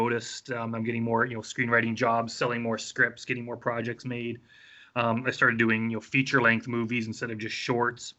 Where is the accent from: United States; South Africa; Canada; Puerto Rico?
Canada; Wetaskiwin, Alberta; now in Edmonton, Canada; I grew up in Wetaskiwin, which is a small town. Edmonton's a pretty big city, but yeah, that's where I'm based now